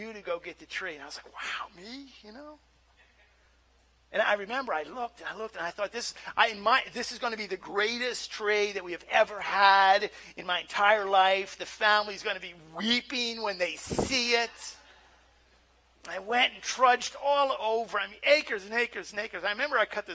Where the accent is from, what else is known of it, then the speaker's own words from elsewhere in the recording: Nova Scotia, Canada; Kid growing up in Nova Scotia, and we grew up in a Christian camp.